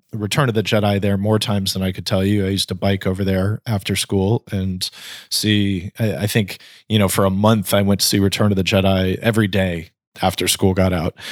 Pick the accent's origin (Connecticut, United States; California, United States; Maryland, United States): California, United States; Napa; I grew up in Napa in Northern California